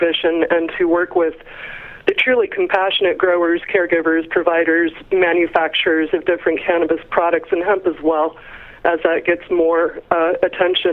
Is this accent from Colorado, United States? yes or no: yes; Colorado, United States; I'm from Colorado